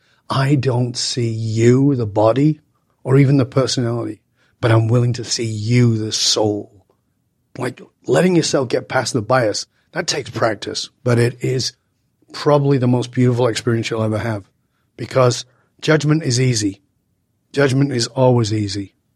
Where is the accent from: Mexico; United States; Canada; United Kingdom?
United Kingdom; Manchester, North West England; moved away as an adult; And the other thing that fed it to me was that I grew up in Northern England. I didn't speak the way I speak now. You know, I've lived in many different countries. I've been away from the UK for more than 40 years.